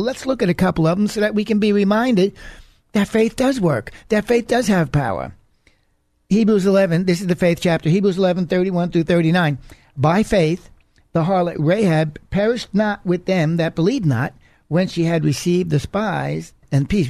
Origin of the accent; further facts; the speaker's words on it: United States; But as I'm an American